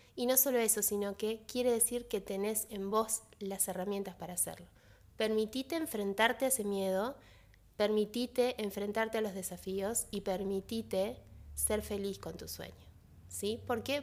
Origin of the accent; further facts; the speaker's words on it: Paraguay; ese pueblo que es, mi pueblo también